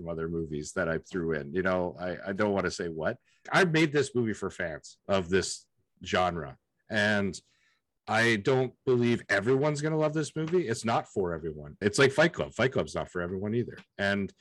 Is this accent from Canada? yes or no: yes; Lethbridge, Alberta, Canada; moved away as an adult; now in Vancouver, Canada; I grew up personally in Lethbridge, which isn't far